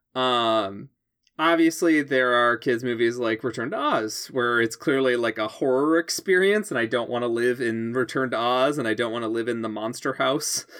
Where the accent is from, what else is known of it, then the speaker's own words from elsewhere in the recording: Chicago suburbs, Illinois, United States; I grew up in the Chicago suburbs. I moved to Chicago.